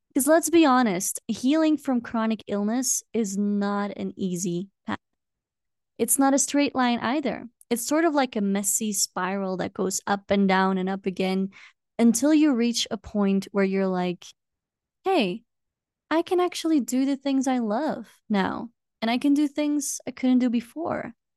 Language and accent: English; Belgium; now in Peru; I am originally from Belgium